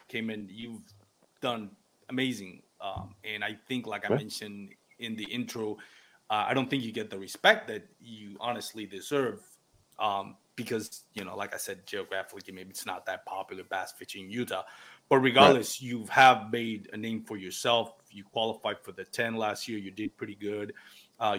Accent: Puerto Rico; first language Spanish; English is a second language; moved away; I'm from Puerto Rico. My first language is Spanish

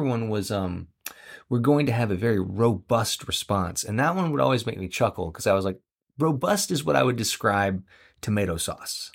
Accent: Central Florida, United States; I'm from Central Florida

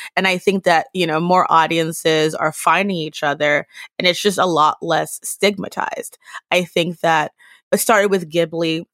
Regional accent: United States; as an American Black person

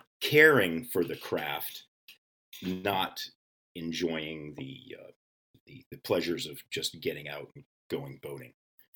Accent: New England, United States; And I too am a New Englander. I grew up in all of the New England states. We moved around quite a bit

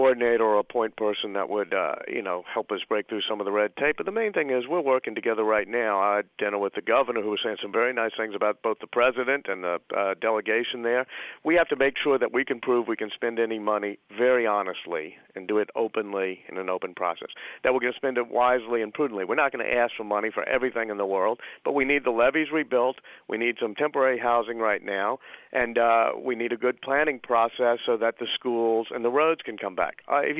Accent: New Orleans, Louisiana, United States; also born or lived in New York / Washington; I grew up in the Broadmoor area of New Orleans, which also got flooded and was and is a totally integrated neighborhood. I've moved out of New Orleans and lived in New York and Washington, which are segregated cities.

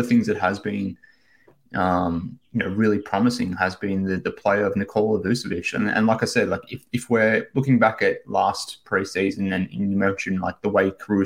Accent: Australia; from Australia

